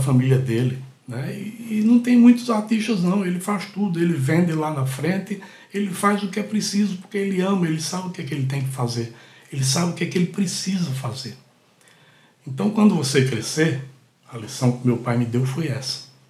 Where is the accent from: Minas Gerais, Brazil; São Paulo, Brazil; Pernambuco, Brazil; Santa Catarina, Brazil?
Pernambuco, Brazil; Catende; now in Recife, Brazil; Catende, uma cidadezinha que fica a 130 quilômetros aqui de Recife, que é a cidade onde eu nasci. Eu nasci em Catende, sou catendense.